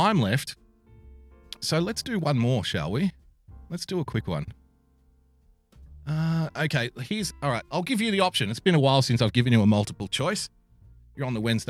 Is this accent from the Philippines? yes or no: no; Sydney, New South Wales, Australia; he's a Westie like myself. So, you know, culturally, we probably understand each other on an unspoken level. Put it that way. We're both from Western Sydney